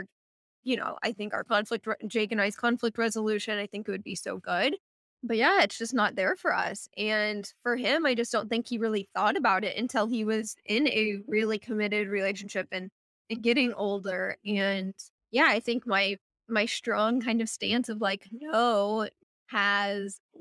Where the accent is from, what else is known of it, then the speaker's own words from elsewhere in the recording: Missouri, United States; moved away as an adult; also born or lived in St. Louis, Missouri; now in Portland, United States; growing up in Missouri